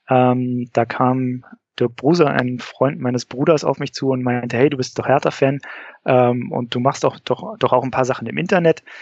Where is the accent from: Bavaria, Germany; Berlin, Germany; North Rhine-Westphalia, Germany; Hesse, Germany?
Berlin, Germany; geboren und aufgewachsen in Berlin, geboren 1978, aufgewachsen im Eichkampf, quasi in direkter Nachbarschaft zum Mommsen-Stadion